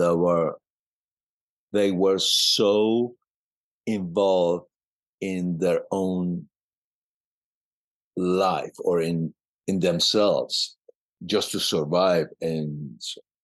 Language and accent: English; Mashhad, Razavi Khorasan, Iran; English is a second language; moved away as an adult; also born or lived in Germany; now in United States; I was born in Mashhad, Iran